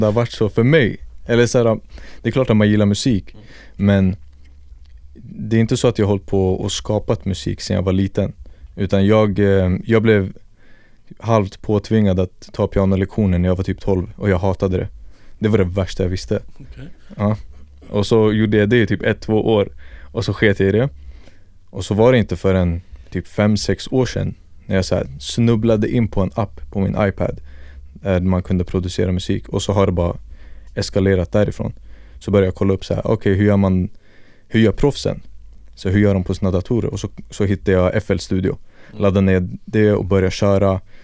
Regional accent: Stockholm, Stockholm County, Sweden; född och uppvuxen här i Stockholm

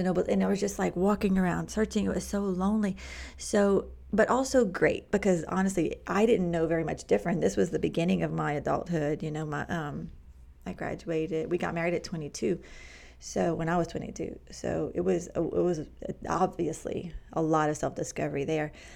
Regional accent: Cajun, Louisiana, United States; moved away as an adult; also born or lived in Manhattan, New York / Queens, New York; as a Cajun, small minded, embarrassing now to look back girl

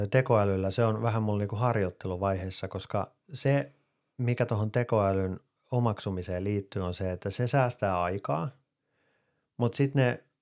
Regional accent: Finland; first language Finnish; Siis totta kai mä osaan englantia, mutta suomi on mun äidinkieli.

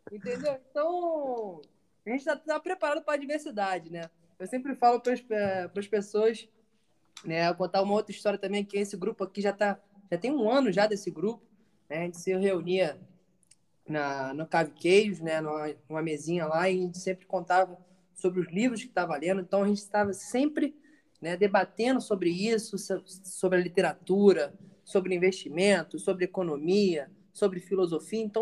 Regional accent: Rio de Janeiro, Brazil; now in Bahia, Brazil; idade 20, 25 agora, vou fazer 26, tá? Venho do Rio de Janeiro, mas agora eu sou baiano.

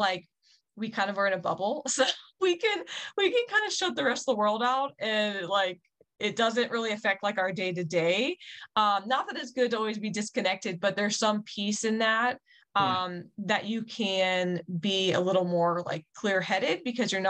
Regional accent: Winchester, Virginia, United States; moved away as an adult; also born or lived in Washington, D.C. area; now in Montana, United States; I grew up in Winchester, and it's only really an hour from the DC area

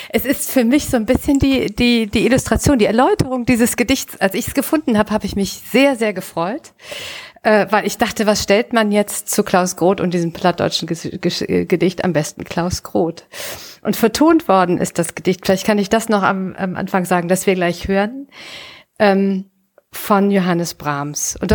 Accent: Düsseldorf, North Rhine-Westphalia, Germany; in Düsseldorf, ihr Lieben, in meiner Heimatstadt 1856

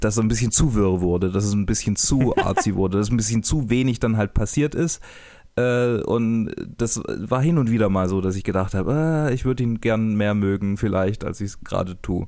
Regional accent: Germany; als ähm, Deutscher

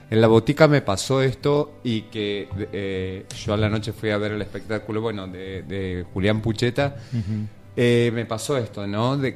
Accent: Galicia, Spain; no importa, soy gallega, por eso tal.

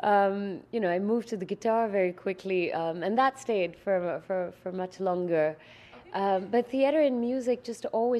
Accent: India; now in Montreal, Canada; I'm Indian

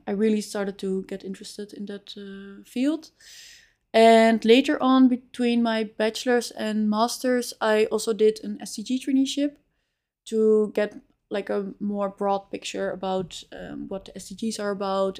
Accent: Amsterdam, North Holland, Netherlands; moved away as an adult; also born or lived in Spain / Chile; now in Utrecht, Netherlands; I grew up in Amsterdam

